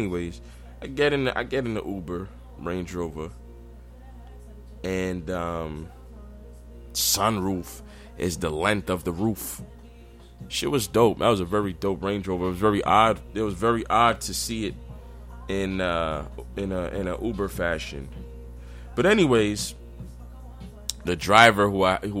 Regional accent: New York City, New York, United States; I take pride being a New Yorker.

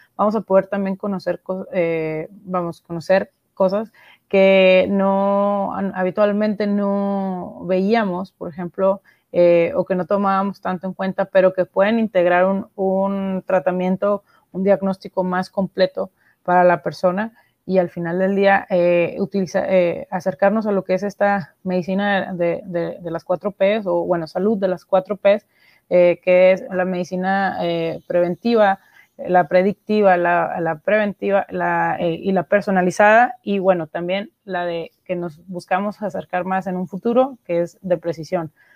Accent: Monterrey, Nuevo León, Mexico; soy de Monterrey, México

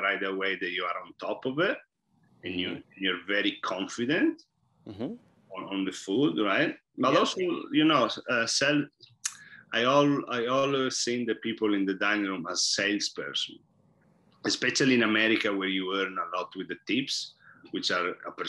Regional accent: Italy; moved away; And I noticed that a lot when I came here from Italy.

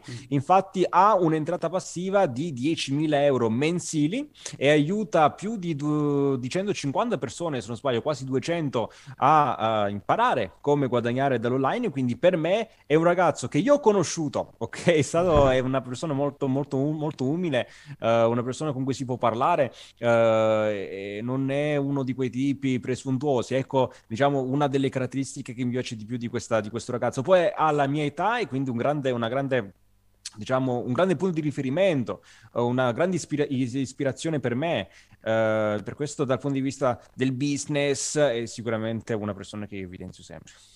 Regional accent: Agropoli, Campania, Italy; moved away as an adult; now in Turin, Italy; io sono del Cilento, sono di una città che si chiama Agropoli, in provincia di Salerno, anche se sono ormai immigrato, possiamo dire, a, a Torino da cinque anni

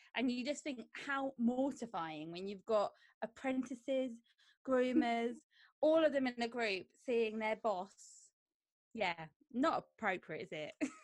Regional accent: Croydon, London, United Kingdom; I'm from Croydon

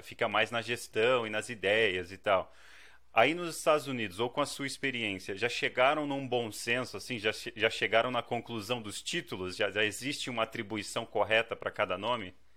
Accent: Brazil; also born or lived in China; now in Canada; sou essencialmente do Brasil

